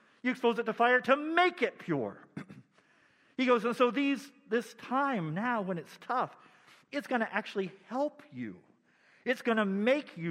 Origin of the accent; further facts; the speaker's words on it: United States; as American believers